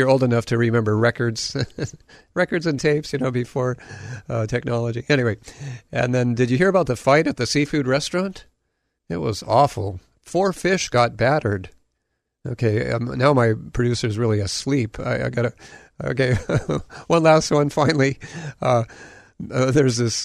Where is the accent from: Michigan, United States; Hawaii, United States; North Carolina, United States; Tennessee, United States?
Hawaii, United States; also born or lived in Southern California; I grew up here in Hawaii